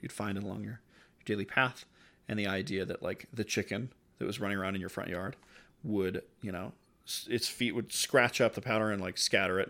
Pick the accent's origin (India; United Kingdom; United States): United States; growing up in the United States